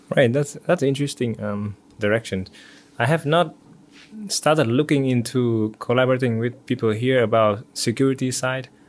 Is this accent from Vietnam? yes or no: yes; Vietnam; moved away as an adult; also born or lived in Singapore; now in United States; Originally from Vietnam